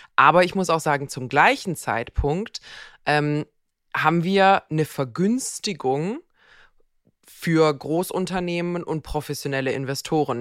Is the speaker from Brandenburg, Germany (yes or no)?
no; Bad Wildbad, Baden-Württemberg, Germany; in Bad Wildbad, wo ich herkomme